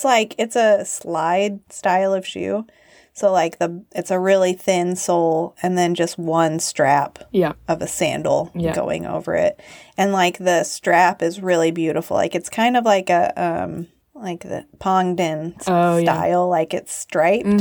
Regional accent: Arkansas, United States; born or raised there

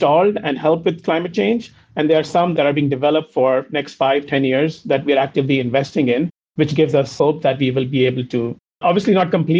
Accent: India; moved away as an adult; also born or lived in Cincinnati, United States; I'm originally from India. Having grown up in India, I did my undergrad in India.

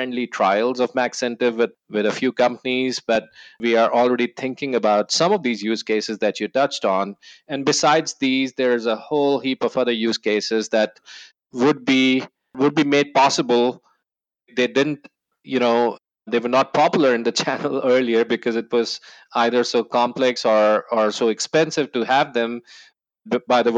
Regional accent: New Delhi, Delhi, India; moved away as an adult; also born or lived in New Zealand; now in Austin, United States; I was born in New Delhi, India. And yes, the capital of India. I was born and bred there

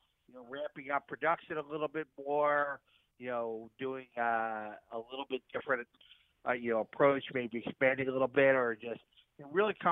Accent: Bucks County, Pennsylvania, United States; growing up in Bucks County

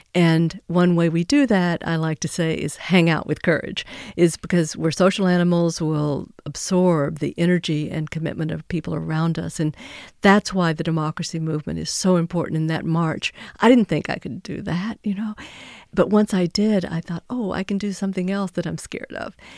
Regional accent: Texas, United States; My home state of Texas

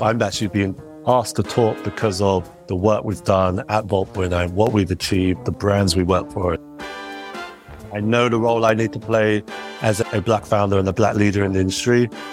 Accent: United Kingdom; as British lads

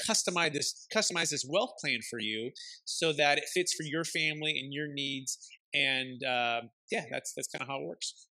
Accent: Bay Area, California, United States; my father he he built single family homes growing up in the Bay Area

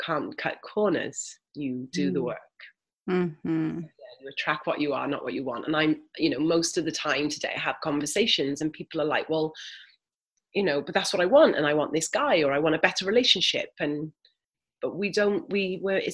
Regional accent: Wales, United Kingdom; moved away; also born or lived in Australia; 0 to sort of 10, I grew up here in Wales.

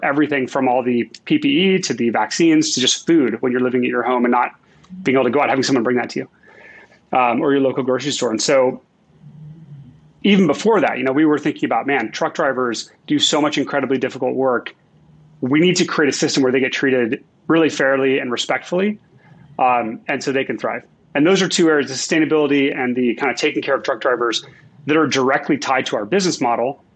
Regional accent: Seattle, Washington, United States; moved away as an adult; I grew up in Seattle

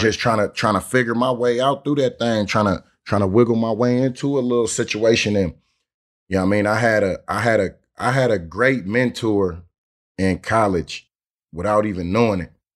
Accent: Oakland, California, United States

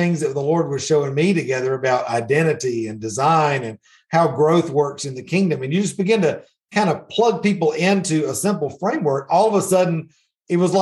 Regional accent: Middle Georgia, United States; So I grew up in Middle Georgia.

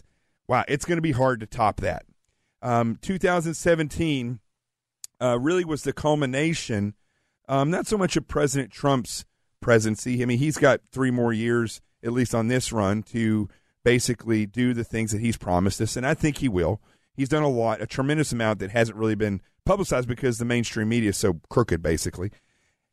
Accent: the South, United States; I'm from the South

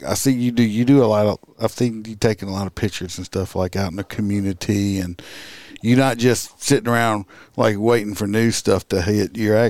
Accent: United States; I'm from America. I'm American.

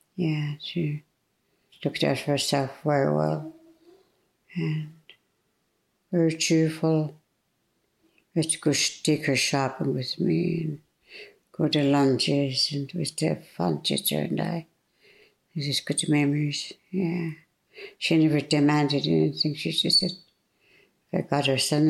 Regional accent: Tla-o-qui-aht, British Columbia, Canada; I'm Tlaloqua'at too

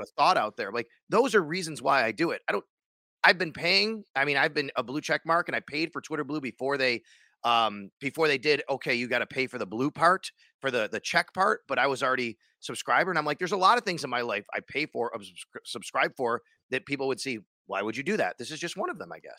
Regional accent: Cheektowaga, New York, United States; now in Buffalo, United States; I grew up in Cheektowaga. I reside in the city of Buffalo right now

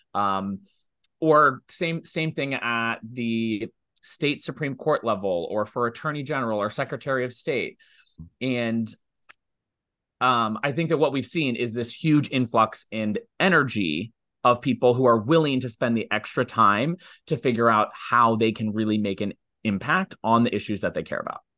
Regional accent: Ohio, United States; now in New York, United States; I'm from Ohio, I live in New York, but I still engage in Ohio politics

